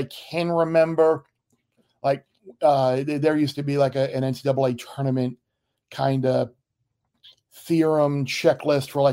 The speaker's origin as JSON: {"language": "English", "area": "Long Island", "region": "New York", "country": "United States", "tie": "born or raised there", "also_born_or_lived": "Miami", "said": "Growing up on Long Island, out in East Purchase"}